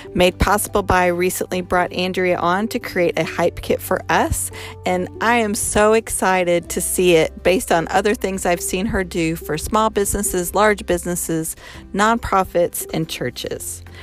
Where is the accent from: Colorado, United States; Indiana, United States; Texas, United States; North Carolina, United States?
Colorado, United States; Boulder; moved away; also born or lived in Sand Springs; I'm from Boulder